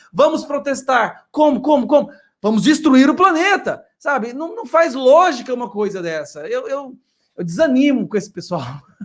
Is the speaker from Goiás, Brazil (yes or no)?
yes; Goiás, Brazil; eu sou de Goiás